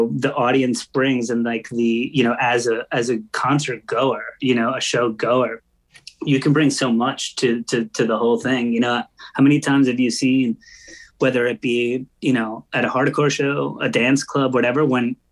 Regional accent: Long Island, New York, United States; I grew up on Long Island and that's, you know, an hour away from New York City

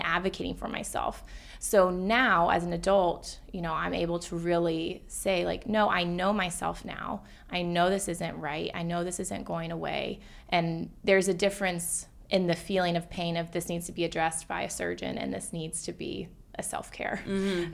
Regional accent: Atlanta, Georgia, United States; now in New York City, United States; so I live in New York City now, but I grew up in Atlanta

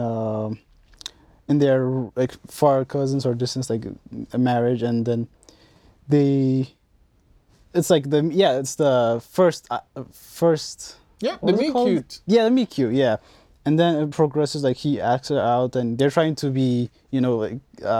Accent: Ethiopia; everything is inspired from my home country. Which is? Ethiopia.

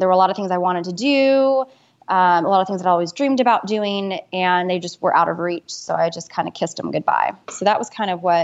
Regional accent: Dallas, Texas, United States; also born or lived in Austin, Texas; I'm Texas born and Texas bred. I grew up in Austin and then moved to Dallas with my family when I was 9. So I kind of consider Dallas home

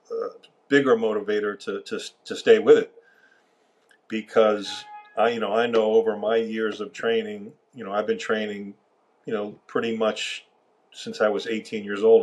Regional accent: Miami, Florida, United States; I grew up in Miami

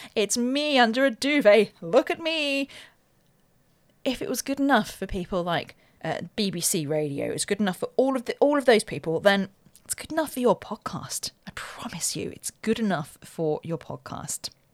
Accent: Ascot, South East England, United Kingdom; also born or lived in Windsor; I was born in Ascot, lived on a council estate

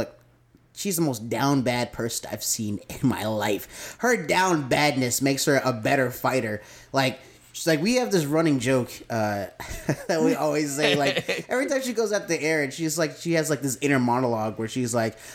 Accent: Murfreesboro, Tennessee, United States; I'm from Murfreesboro, Tennessee

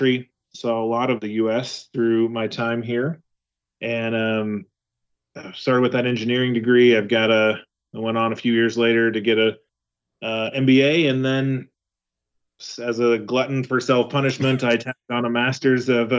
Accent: Western Kansas, United States; I am from a very small town in Western Kansas.

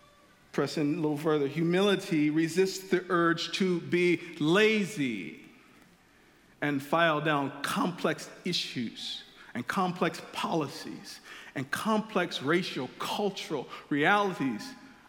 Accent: Chicago, Illinois, United States; When I moved here from Chicago in 99 to go to the University of Illinois, one of the things I noticed on my floor is that a lot of the guys had guitars.

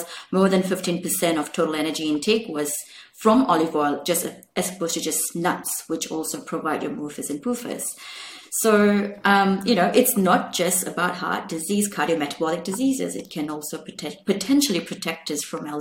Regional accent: Malaysia; I grew up in Malaysia

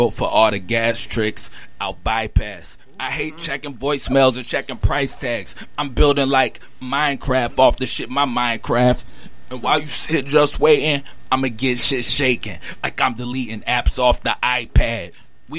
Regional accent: Richmond, Virginia, United States; We in Northside right now. I'm from Richmond

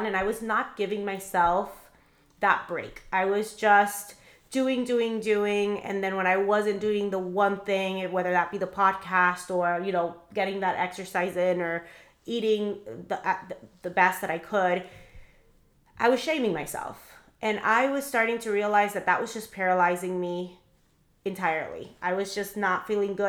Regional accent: Miami, Florida, United States; I'm actually from Miami. I was raised in Miami

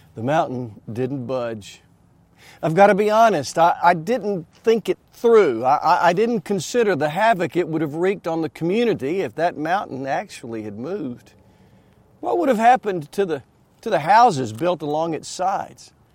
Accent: Anniston, Alabama, United States; I grew up in Anniston, just down four thirty-one from here.

